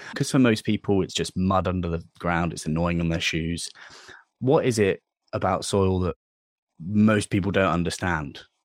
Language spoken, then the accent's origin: English; Dorset, South West England, United Kingdom; I'm from Dorset, so I'm I'm down, down south and I, it's a farming county, right? There's loads of, lots and lots of land used for farming here. And I, I grew up in a village